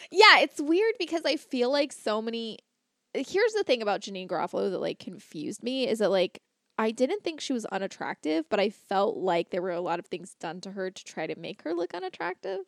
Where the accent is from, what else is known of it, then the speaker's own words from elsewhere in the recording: Florida, United States; I grew up in Florida